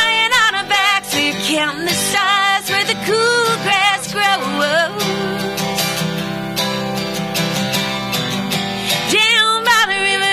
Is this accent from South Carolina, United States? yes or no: yes; Charleston, South Carolina, United States; I was born in Charleston, South Carolina